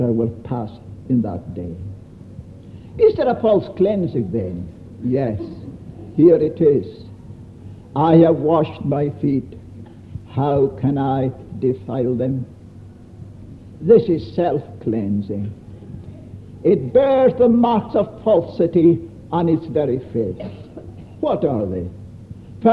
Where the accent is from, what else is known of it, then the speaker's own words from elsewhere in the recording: Scotland, United Kingdom; I come from Scotland